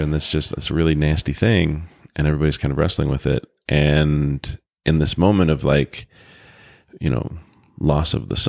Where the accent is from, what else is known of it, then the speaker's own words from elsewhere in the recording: Provo, Utah, United States; born there; I think I was born in Provo. Oh my gosh, I can't believe this is going public. I was born in Utah.